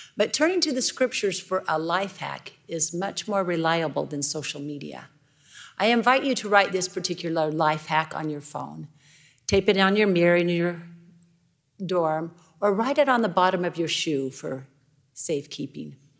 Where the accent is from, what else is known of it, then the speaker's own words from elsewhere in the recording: Idaho, United States; I'm from Idaho